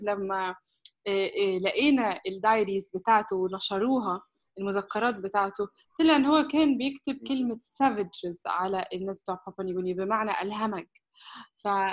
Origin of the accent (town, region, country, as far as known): Egypt; also born or lived in Istanbul, Turkey / United Kingdom